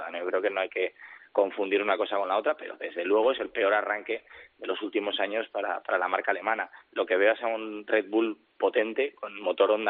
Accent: Spain; Eso somos españoles.

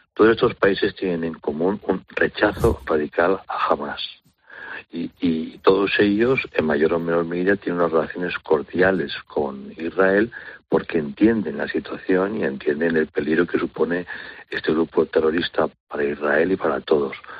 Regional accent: Spain; para nosotros como españoles

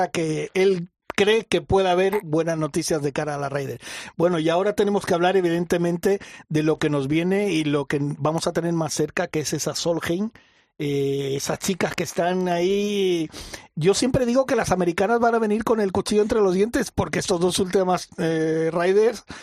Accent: Mallorca, Balearic Islands, Spain

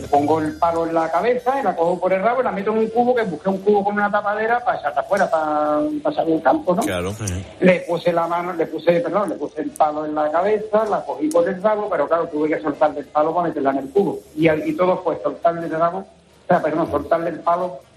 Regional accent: Utrera, Andalusia, Spain; No, yo soy de Utrera, Naranjo.

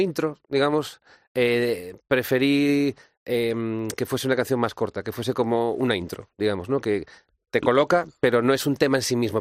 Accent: Galicia, Spain; born or raised there; also born or lived in Latin America

